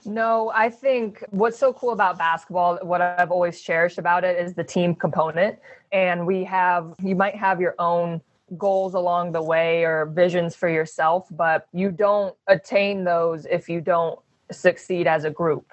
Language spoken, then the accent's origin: English; Phoenix, Arizona, United States; moved away; also born or lived in Oregon / Los Angeles; I grew up in Phoenix